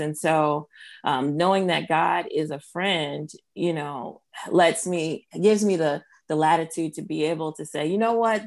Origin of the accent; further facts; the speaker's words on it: New Jersey, United States; now in Wake Forest, United States; I am of Haitian descent. My parents are both Haitian, and I'm from New Jersey.